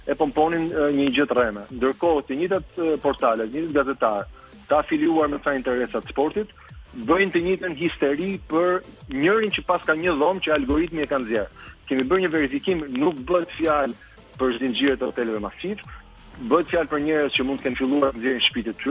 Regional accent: Albania

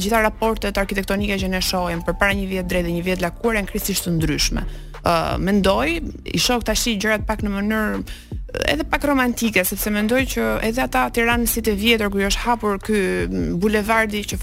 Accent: Albania; ne si shqiptar

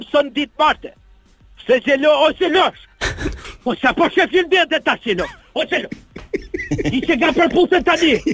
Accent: Albania; unë jam personazhi konsolidu pavarësisht se jam shqiptar

